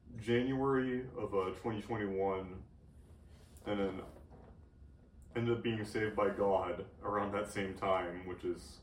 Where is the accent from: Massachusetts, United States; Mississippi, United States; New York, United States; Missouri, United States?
Massachusetts, United States; Marshfield; moved away as an adult; now in Kentucky, United States; I grew up in Marshfield, Massachusetts. I'm a senior here at Western Kentucky University